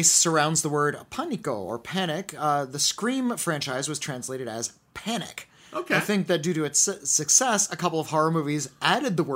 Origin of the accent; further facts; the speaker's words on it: Rio de Janeiro, Brazil; English is a second language; I am from Rio de Janeiro in Brazil